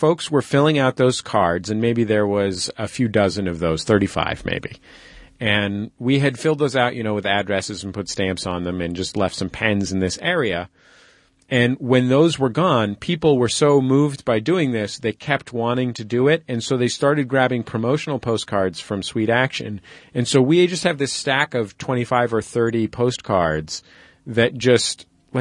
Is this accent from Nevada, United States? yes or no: no; San Francisco, California, United States; I'm from San Francisco too